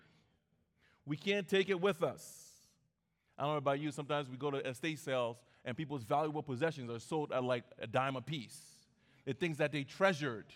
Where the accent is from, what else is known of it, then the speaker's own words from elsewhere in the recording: Liberia; now in United States; I went back to my home country, Liberia